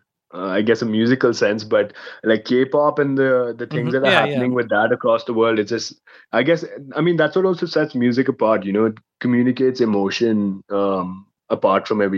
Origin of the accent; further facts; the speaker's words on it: India; first language English; India, it's our official language